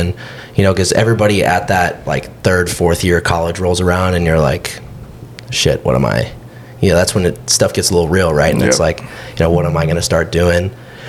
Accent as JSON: {"language": "English", "town": "Austin", "region": "Texas", "country": "United States", "tie": "born or raised there", "said": "From Austin, born and raised."}